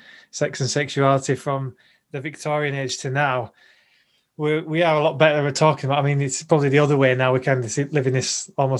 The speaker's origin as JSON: {"language": "English", "region": "Yorkshire and the Humber", "country": "United Kingdom", "tie": "born or raised there", "said": "growing up in the Salvation Army in Yorkshire"}